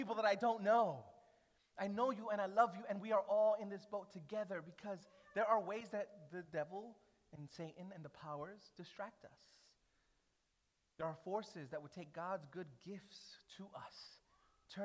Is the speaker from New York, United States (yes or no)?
yes; New York City, New York, United States; moved away; as a New Yorker